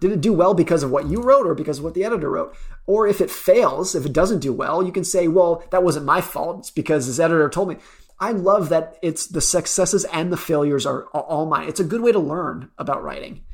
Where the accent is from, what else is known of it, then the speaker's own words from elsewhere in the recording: United States; I grew up around Lake Tahoe.